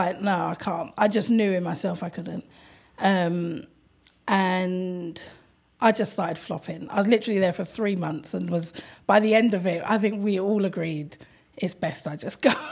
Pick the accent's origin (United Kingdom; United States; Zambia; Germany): United Kingdom; London; I'm from London